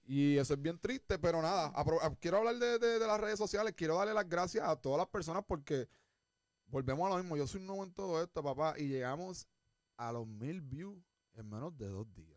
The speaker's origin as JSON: {"language": "Spanish", "country": "Puerto Rico", "also_born_or_lived": "United States", "moved": "yes", "said": "yo me fui de Puerto Rico"}